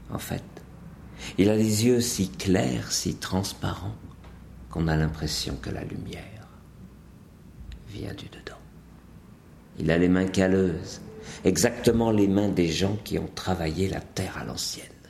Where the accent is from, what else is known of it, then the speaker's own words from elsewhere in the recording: Montagnes Noires, Brittany, France; d'où je viens, c'est clair, c'est simple, c'est net, c'est la de Bretagne. C'est de Bretagne dans une petite région qu'on appelle euh, les Montagnes Noires, située 30 km au nord de l'Orient.